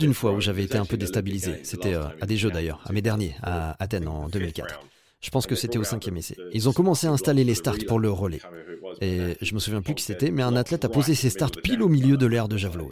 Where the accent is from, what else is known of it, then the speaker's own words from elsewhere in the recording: United Kingdom; j'aimais aussi faire des compètes chez moi au Royaume-Uni